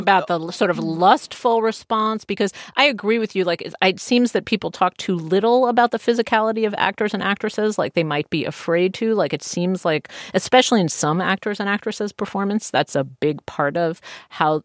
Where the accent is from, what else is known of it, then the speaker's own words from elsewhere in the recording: United States; I'm an American